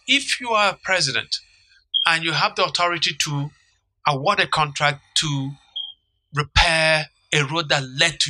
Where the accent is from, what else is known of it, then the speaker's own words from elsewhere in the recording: Nigeria; So as a Nigerian